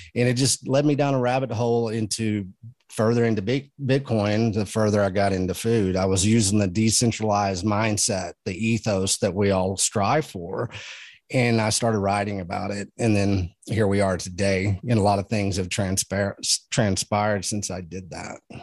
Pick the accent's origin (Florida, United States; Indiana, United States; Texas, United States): Texas, United States; I come from Texas.